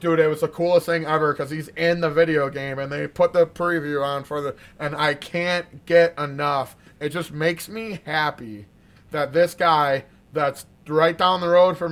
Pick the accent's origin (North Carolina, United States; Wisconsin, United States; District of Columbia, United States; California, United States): Wisconsin, United States; We're from Wisconsin.